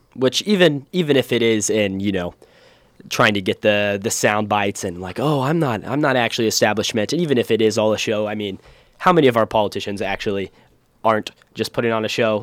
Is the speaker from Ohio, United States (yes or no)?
yes; Ohio, United States; we're both from Ohio